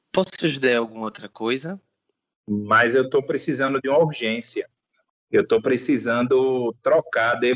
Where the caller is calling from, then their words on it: Aracaju, Sergipe, Brazil; Eu, tudo bem, eu falo de Aracaju, Sergipe.